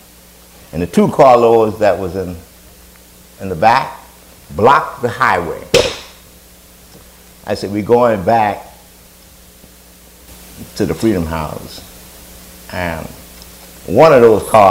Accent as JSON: {"language": "English", "town": "New Orleans", "region": "Louisiana", "country": "United States", "tie": "born or raised there", "said": "I grew up in New Orleans, Louisiana, in the 15th Ward. It's called Algiers"}